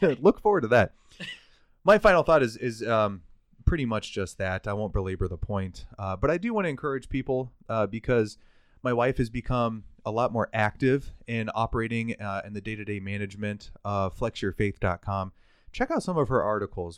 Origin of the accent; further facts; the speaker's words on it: United States; We, as the American people, as the American nation